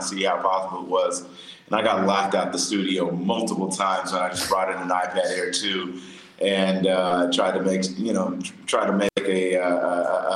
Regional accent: Atlanta, Georgia, United States; I'm from Atlanta, Georgia

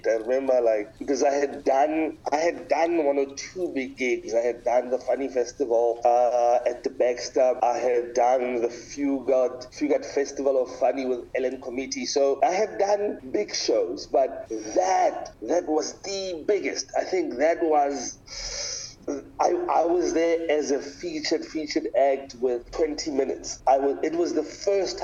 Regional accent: Pretoria, Gauteng, South Africa; moved away as an adult; now in Cape Town, South Africa; I am originally from Pretoria. I live in Cape Town.

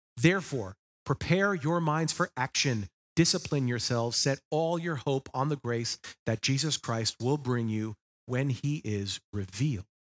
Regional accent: Long Island, New York, United States; moved away; I was born and raised on the East Coast on Long Island, New York. It will always be my homeland.

